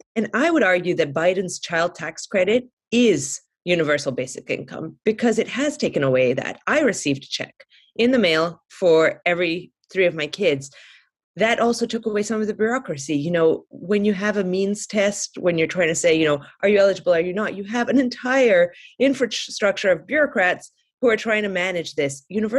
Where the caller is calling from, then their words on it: California, United States; My sister, who I'm visiting, actually I'm calling in from California